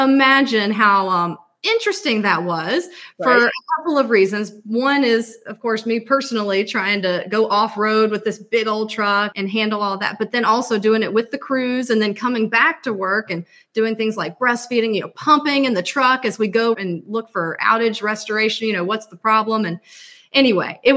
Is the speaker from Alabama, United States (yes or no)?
yes; Alabama, United States; moved away as an adult; also born or lived in Georgia; I'm from Alabama, and I went to the University of Alabama, graduated in electrical engineering